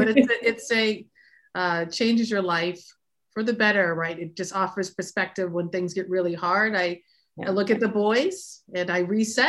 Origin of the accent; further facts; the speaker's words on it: Boston, Massachusetts, United States; my entire life has been shaped by and connected to the city of Boston. You know, I was born and raised here. I grew up in Roxbury in the South End.